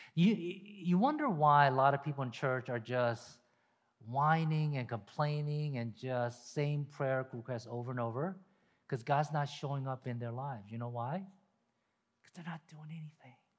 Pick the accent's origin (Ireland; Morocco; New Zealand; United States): United States; Deep South; Me growing up in the deep South, deep South.